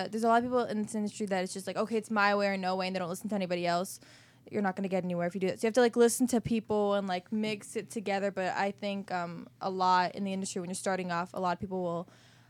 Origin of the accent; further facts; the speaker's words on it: Potomac, Maryland, United States; now in Los Angeles, United States; Yeah, Potomac, Maryland.